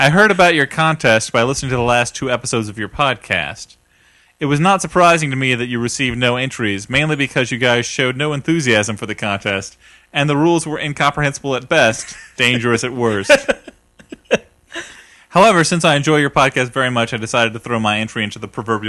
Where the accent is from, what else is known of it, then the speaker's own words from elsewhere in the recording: United States; I am a American